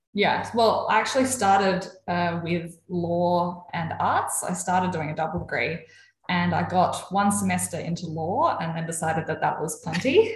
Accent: Adelaide, South Australia, Australia; also born or lived in Melbourne; I grew up in Adelaide. Um, lived here most of my life. Lived for a couple of years in Melbourne, but from here, living here currently.

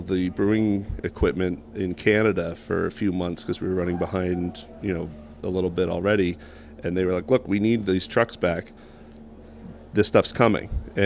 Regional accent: Media, Pennsylvania, United States; also born or lived in West Chester, Pennsylvania; I'm from Media

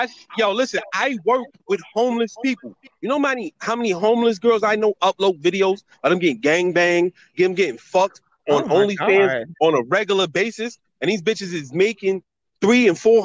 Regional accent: New York City, New York, United States; I'm from New York City. Listen, I'm from New York City

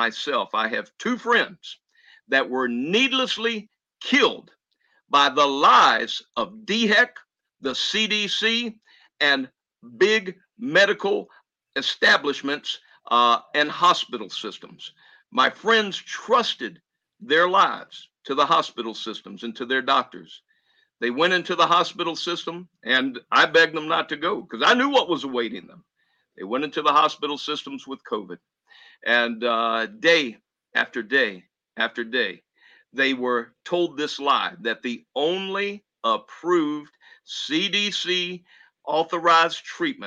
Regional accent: the American South, United States; I'm a Southerner

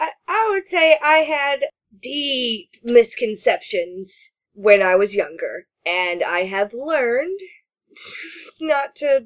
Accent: the South, United States

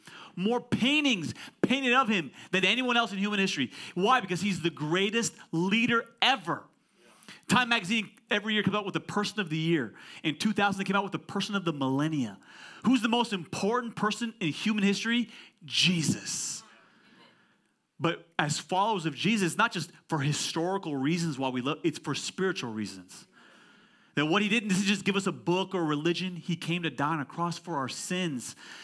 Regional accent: California, United States; I'm from Silicon Valley, Pastor Ali.

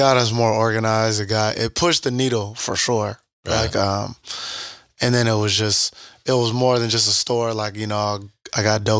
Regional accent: Sacramento, California, United States; moved away as an adult; I'm from Sacramento

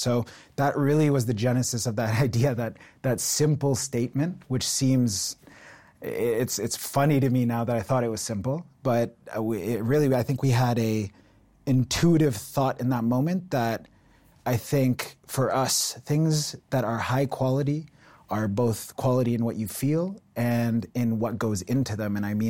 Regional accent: Ontario, Canada; I think my entire life, I grew up in Ontario, and my entire life, I had this sense that I was always going to start my own business.

